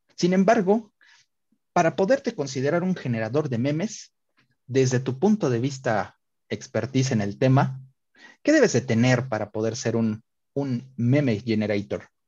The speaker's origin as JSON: {"language": "Spanish", "region": "Puebla", "country": "Mexico", "said": "nos levantaron a los poblanos en toda la República"}